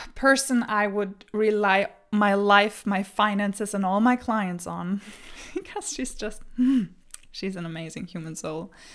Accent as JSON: {"language": "English", "country": "Germany", "tie": "born or raised there", "second_language": "English", "moved": "as an adult", "lives_now": "Denmark", "said": "I was born and raised in Germany, so pardon my accent."}